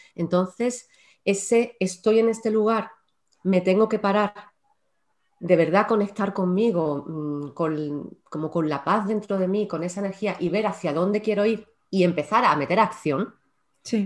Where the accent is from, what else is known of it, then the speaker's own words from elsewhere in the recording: Córdoba, Andalusia, Spain; now in Málaga, Spain; yo soy malagueña de adopción porque realmente nací en ah. Córdoba, pero llevo ya en Málaga, ¡buah! La tira de tiempo